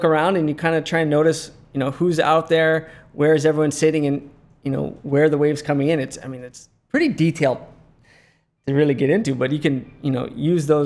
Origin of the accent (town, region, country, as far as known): Lihue, Hawaii, United States; born or raised there